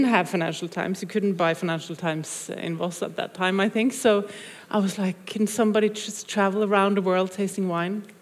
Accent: Voss, Vestland, Norway; English is a second language; Because uh, I grew up in Voss, small town like you did, and we didn't have uh, we didn't have BBC for sure.

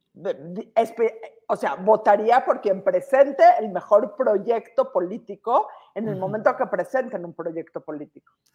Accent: Mexico; como mexicanos

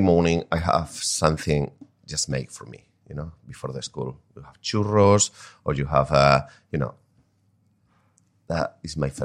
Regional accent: Spain; moved away; I grew up in a village

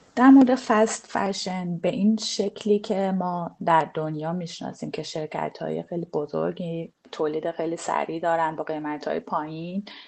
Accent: Iran; ما ایرانی ها

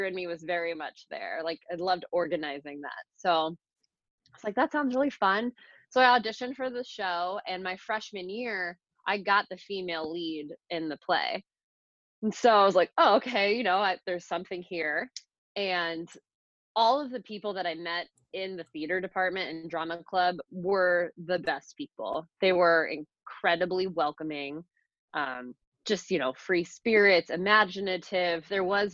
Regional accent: Phoenix, Arizona, United States; also born or lived in Boston; I'm a native. I was born in Phoenix. I grew up here

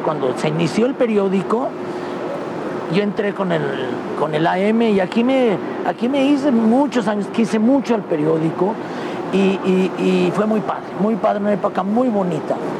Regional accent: León, Guanajuato, Mexico; moved away as an adult; soy muy orgulloso de ser de León. Quiero mucho, aquí vive toda mi familia porque yo sí aquí nací

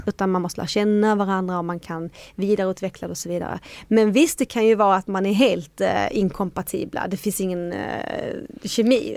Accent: Sweden; I Sverige är vi inte så sociala

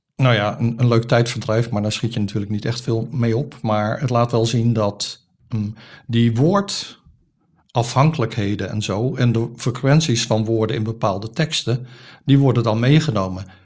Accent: Rotterdam, South Holland, Netherlands; born or raised there

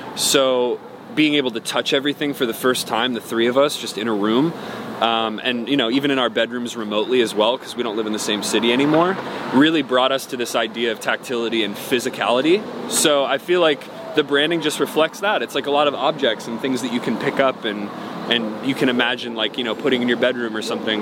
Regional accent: Cleveland, Ohio, United States; I was born in Cleveland, Ohio

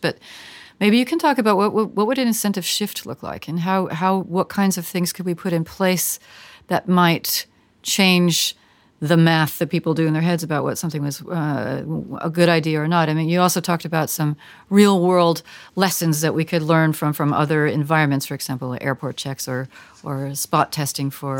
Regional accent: United States; speaking as an American

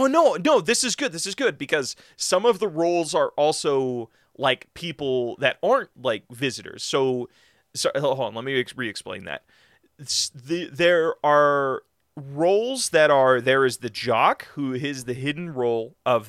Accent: California, United States; My home state, bro, I've never left.

